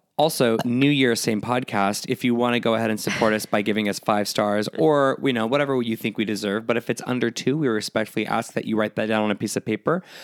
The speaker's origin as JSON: {"language": "English", "town": "San Diego", "region": "California", "country": "United States", "tie": "born or raised there", "said": "Born and raised in San Diego, Disneyland, multiple times a year"}